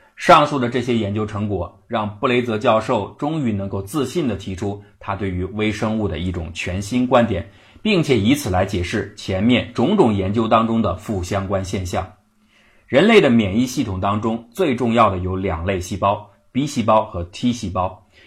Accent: China; 我们中国人

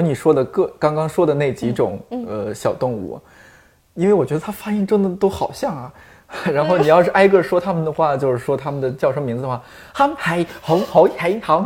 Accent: Shanxi, China; 我山西人

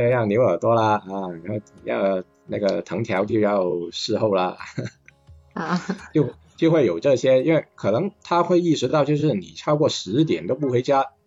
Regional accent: Guangzhou, Guangdong, China; 像我们嗯。广州话所说

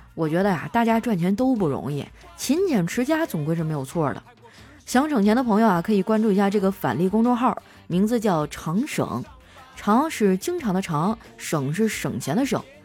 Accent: Heilongjiang, China; 我老家是黑龙江的嘛，不靠海，所以那次是我第一次吃海鲜

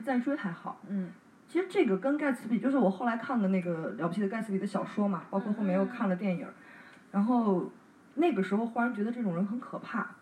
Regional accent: China; 我们中国人

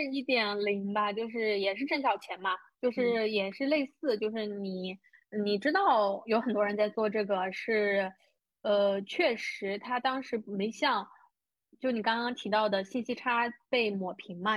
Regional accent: China; 我出生的小县城有多小呢

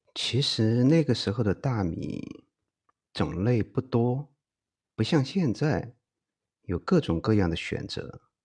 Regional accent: Chengdu, Sichuan, China; 身为成都人的我

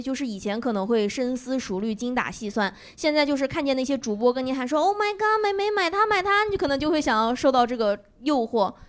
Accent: Northeast China, China; 我们东北人

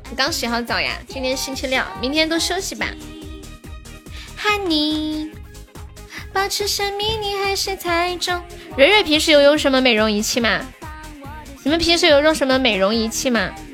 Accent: Sichuan, China; 我们四川人在街上摆摊儿卖东西都这么喊的

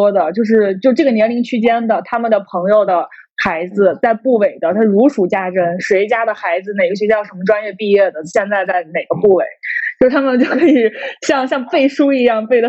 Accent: Shandong, China; 我我是山东

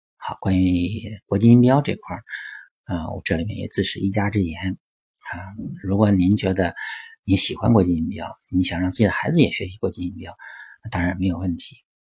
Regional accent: China; 我们中国人

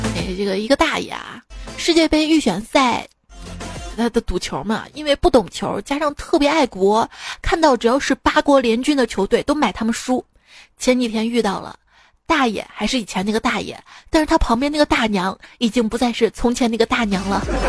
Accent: Shaanxi, China; 用我们陕西话来说呢

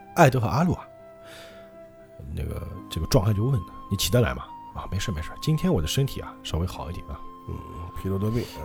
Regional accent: Changzhou, Jiangsu, China; accent: Changzhou dialect; 我们与常州话

